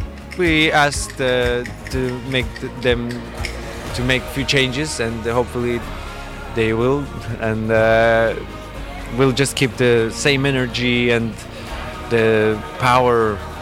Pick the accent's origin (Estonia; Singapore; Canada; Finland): Estonia; My parents are actually immigrants from Armenia, and I grew up in Estonia, but in Armenian family.